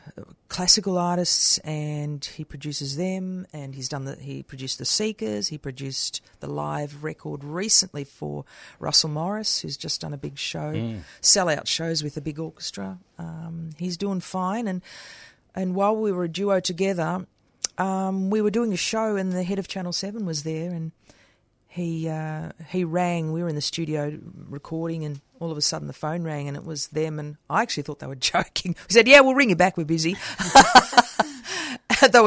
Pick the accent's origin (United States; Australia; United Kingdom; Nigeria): Australia; Geelong, Victoria; Because I come from Geelong. That's where I originated, from Geelong. I was born in Geelong.